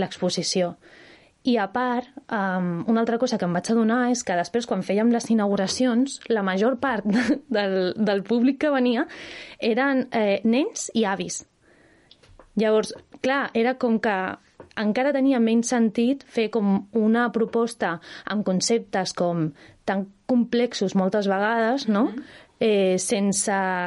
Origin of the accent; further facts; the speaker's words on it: Barcelona, Catalonia, Spain; jo sóc de Barcelona